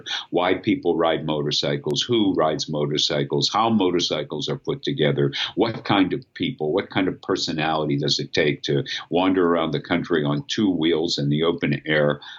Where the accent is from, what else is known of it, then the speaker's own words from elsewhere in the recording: Pittsburgh, Pennsylvania, United States; going back to my hometown afterwards